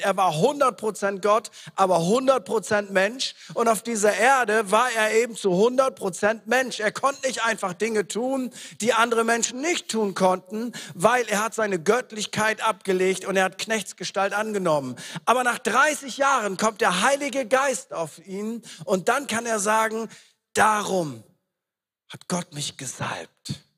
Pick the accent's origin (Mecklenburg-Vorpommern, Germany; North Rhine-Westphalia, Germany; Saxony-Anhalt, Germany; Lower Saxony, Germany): Lower Saxony, Germany; East Frisia; wir sind in sich ja schon komisch als Ostfriesen.